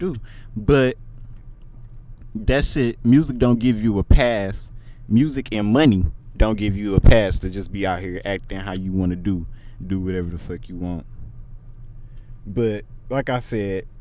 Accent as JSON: {"language": "English", "town": "Pontiac", "region": "Michigan", "country": "United States", "said": "I'm from Pontiac, Michigan."}